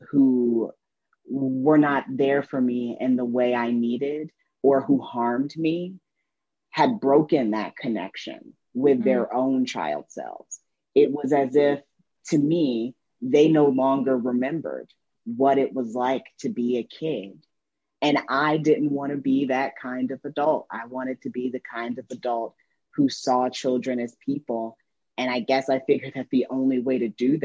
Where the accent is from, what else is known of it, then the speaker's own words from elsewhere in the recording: Indiana, United States; my girlhood growing up in Indiana